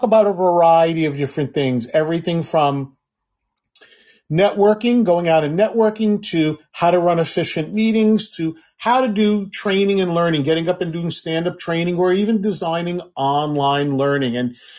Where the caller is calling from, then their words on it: Silver Spring, Maryland, United States; And I'm joining you from Silver Spring, Maryland, on the East Coast of the U.S.